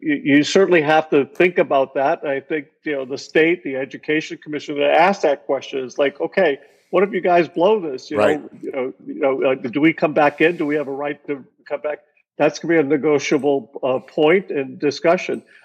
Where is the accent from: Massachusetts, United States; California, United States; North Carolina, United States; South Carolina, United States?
Massachusetts, United States; Boston; I'm a kid from Boston. I grew up in Roxbury, went to public schools.